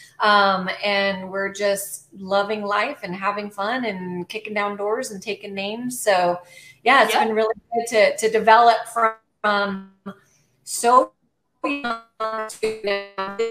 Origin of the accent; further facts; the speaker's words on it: Albuquerque, New Mexico, United States; moved away as an adult; now in Savannah, United States; born and raised in Albuquerque, New Mexico, currently live in Savannah, Georgia